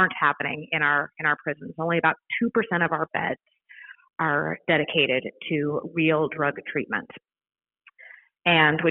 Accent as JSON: {"language": "English", "area": "Maricopa County", "region": "Arizona", "country": "United States", "tie": "born or raised there", "also_born_or_lived": "Chicago", "moved": "as an adult", "said": "I was born right here in Maricopa County, and I chose this place to raise my family."}